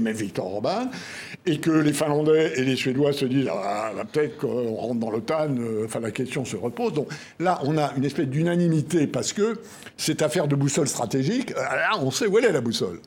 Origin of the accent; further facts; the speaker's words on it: France; En tant que Français et en tant que ancien officier de marine